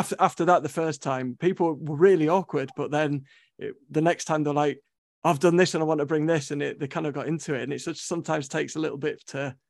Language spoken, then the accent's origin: English; London, United Kingdom; moved away; I'm from London originally, so I kind of came on holiday to Scarborough